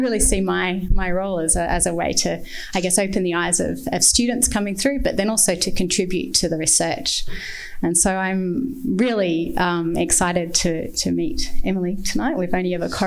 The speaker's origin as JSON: {"language": "English", "country": "Australia", "said": "myself as an Australian"}